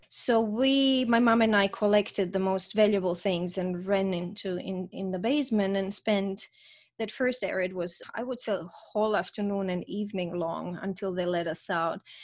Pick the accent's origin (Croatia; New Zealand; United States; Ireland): Croatia; Zagreb, Zagreb County; moved away as an adult; also born or lived in Vienna, Austria; I was born in Zagreb, Croatia, and I grew up there under President Tito